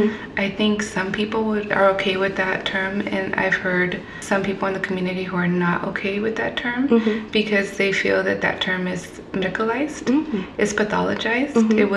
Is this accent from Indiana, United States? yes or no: no; Fontana, California, United States; also born or lived in San Bernardino; I'm from San Bernardino originally. Mm-hmm. I was raised in the Fontana area.